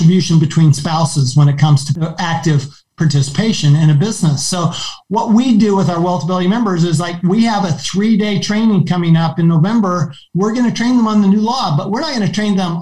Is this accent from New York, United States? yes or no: no; Arizona, United States; Arizona, my home state